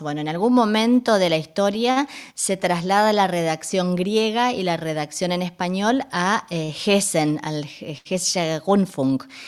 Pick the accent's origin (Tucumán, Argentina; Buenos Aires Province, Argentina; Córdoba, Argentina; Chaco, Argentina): Chaco, Argentina; Resistencia; moved away as an adult; now in Berlin, Germany; yo vengo de una ciudad que se llama Resistencia.